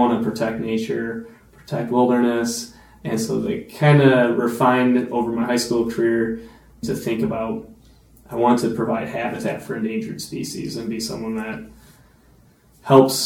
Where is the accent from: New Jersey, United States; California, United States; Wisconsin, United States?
Wisconsin, United States; Monticello; also born or lived in Wausau, Wisconsin / Stevens Point, Wisconsin; I grew up in the community in Monticello